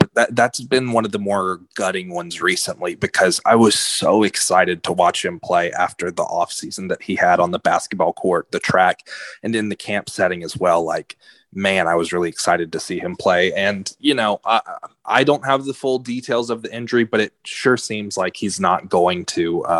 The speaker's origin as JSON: {"language": "English", "town": "Liberty", "region": "Texas", "country": "United States", "tie": "born or raised there", "said": "my hometown Liberty Panthers"}